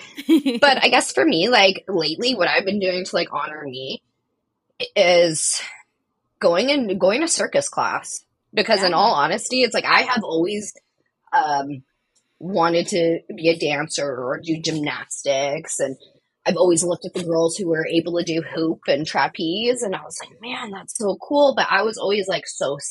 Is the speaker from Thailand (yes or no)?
no; Canada; as a Canadian looking